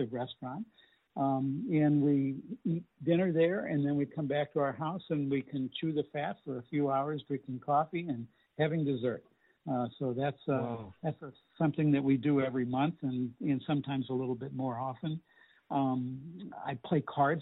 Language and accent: English; St. Louis, Missouri, United States; I grew up in Webster Glendale area